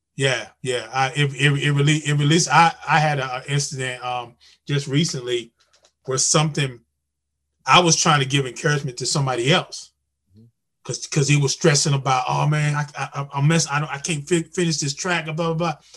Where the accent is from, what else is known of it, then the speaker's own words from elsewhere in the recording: North Carolina, United States; I'm from North Carolina